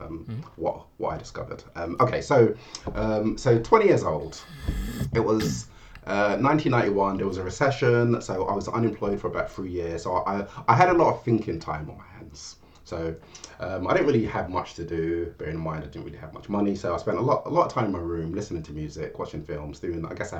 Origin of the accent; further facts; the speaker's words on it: London, United Kingdom; I'm from London. Of Jamaican heritage. My parents moved to England from Jamaica